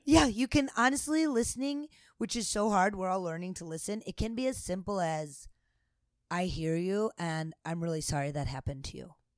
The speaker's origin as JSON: {"language": "English", "country": "United States", "said": "I'm American"}